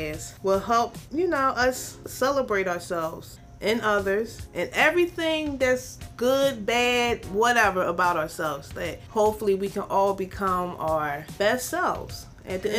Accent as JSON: {"language": "English", "town": "Philadelphia", "region": "Pennsylvania", "country": "United States", "tie": "born or raised there", "said": "I'm from South Philly, but I've been in North Philly for a minute now. I went to school in Philly"}